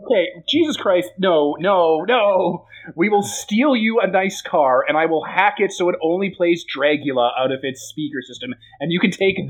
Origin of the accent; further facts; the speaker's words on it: Appalachia, United States; Look, I'm from Appalachia. I don't know what sounds owls make.